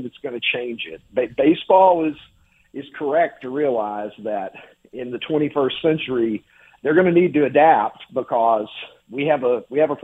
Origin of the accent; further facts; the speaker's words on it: Kentucky, United States; I grew up in Kentucky. I had a very sheltered life